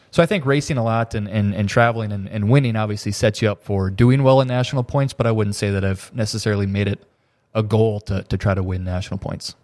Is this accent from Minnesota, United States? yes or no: yes; Thief River Falls, Minnesota, United States; I am from Thief River Falls, Minnesota